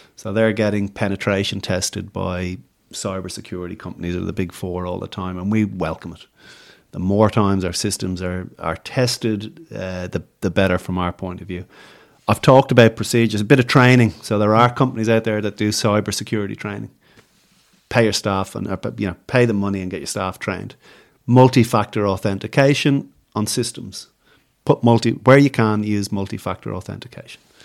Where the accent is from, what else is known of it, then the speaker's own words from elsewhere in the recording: Ireland; now in Australia; I'm going from Ireland